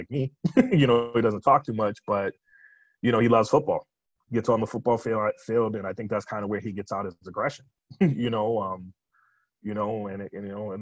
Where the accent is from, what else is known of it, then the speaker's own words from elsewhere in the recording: Boston, Massachusetts, United States; I grew up in Boston